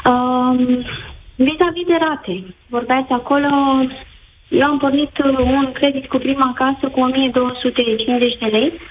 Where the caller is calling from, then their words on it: Bucharest, Romania; Vă sunt din București.